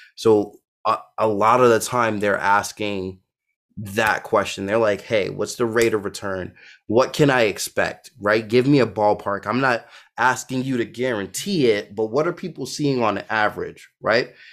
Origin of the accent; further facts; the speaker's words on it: New York City, New York, United States; I grew up in Brooklyn, New York